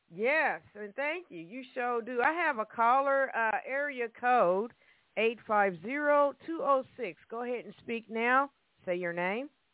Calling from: Evansville, Indiana, United States; calling from Evansville, Indiana

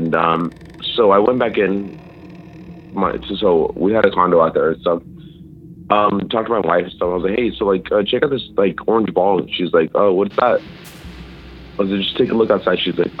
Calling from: Idaho, United States; Yeah, so... from Idaho, actually. Idaho.

